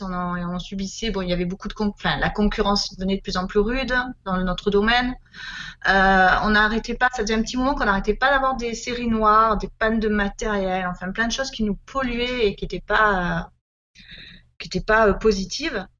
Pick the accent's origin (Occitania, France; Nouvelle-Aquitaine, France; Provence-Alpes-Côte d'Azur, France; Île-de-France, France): Provence-Alpes-Côte d'Azur, France; Marseille region; moved away as an adult; also born or lived in Var; on est originaire euh, du sud de la France, hein, de la région marseillaise, mais en fait, on a vécu pendant beaucoup d'années dans, le Var